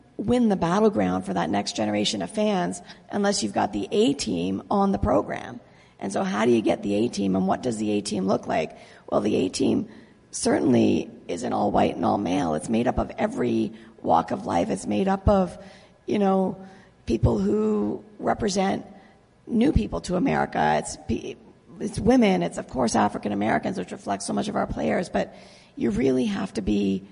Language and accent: English; Canada; also born or lived in Lake Ontario; now in United States; I grew up in Canada